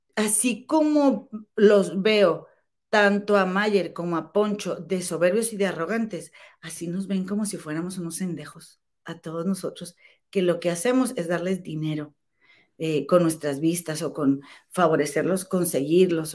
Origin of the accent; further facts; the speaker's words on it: Monterrey, Nuevo León, Mexico; moved away as an adult; now in Chicago, United States; Aquí en Chicago, la verdad, he, sido más mexicana que en México